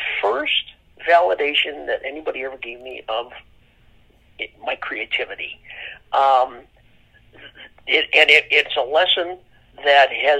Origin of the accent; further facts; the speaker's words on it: Illinois, United States; where I grew up in Illinois